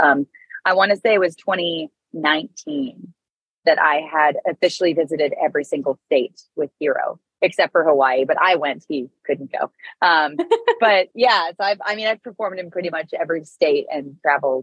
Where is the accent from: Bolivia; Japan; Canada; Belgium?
Canada; moved away as an adult; I'm Canadian